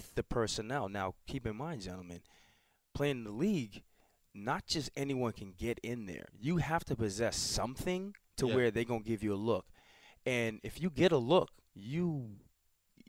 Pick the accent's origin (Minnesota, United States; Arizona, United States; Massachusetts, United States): Massachusetts, United States; Brockton; grew up in Brockton, Mass